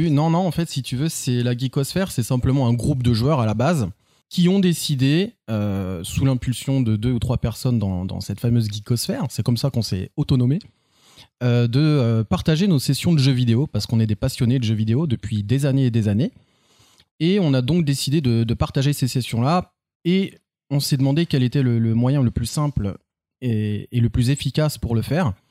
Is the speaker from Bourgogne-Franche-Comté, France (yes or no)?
no; Orléans, Centre-Val de Loire, France; je suis né à Orléans le 13.